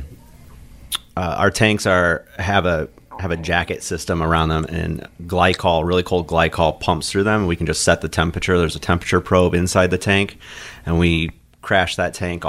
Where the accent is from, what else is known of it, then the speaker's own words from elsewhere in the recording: Goshen, United States; I'm originally from Goshen